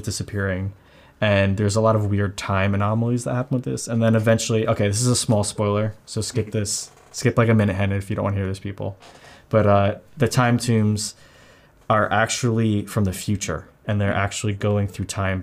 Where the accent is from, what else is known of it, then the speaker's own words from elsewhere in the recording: Long Island, New York, United States; I'm from New York, Long Island, so Montauk is like in my backyard